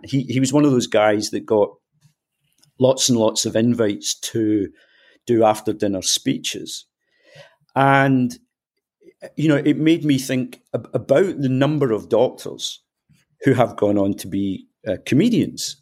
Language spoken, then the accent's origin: English; Scotland, United Kingdom; accent: Scottish; as people will tell from my accent, I'm, I'm Scottish